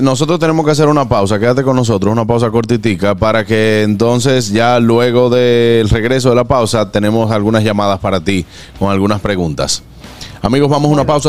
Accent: Dominican Republic; como uno dice como dominicano

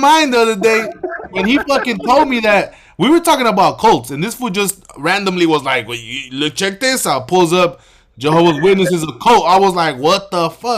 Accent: Los Angeles, California, United States; I'm from the Boyle Heights, LAUSD

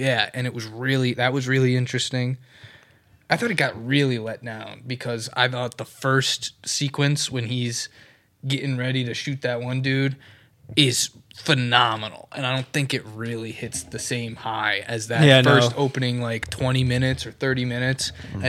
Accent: Alabama, United States; We're from Alabama.

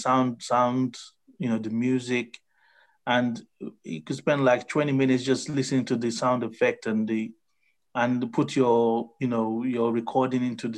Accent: Nigeria; now in United Kingdom; growing up as a Nigerian

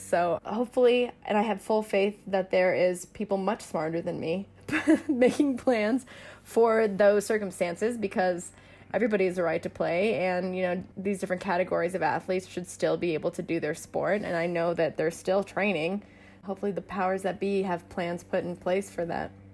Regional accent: Denver, Colorado, United States; I'm from Denver

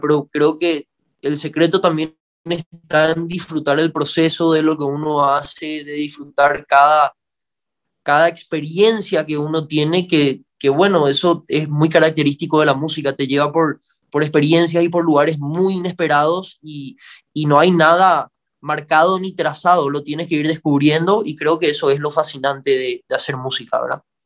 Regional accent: Paraguay; aquí en Paraguay

